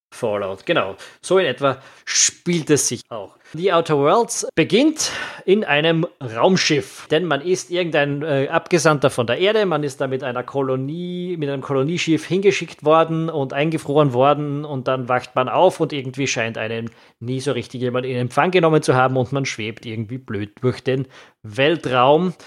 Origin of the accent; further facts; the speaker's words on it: Austria; also born or lived in Vienna; als Österreicher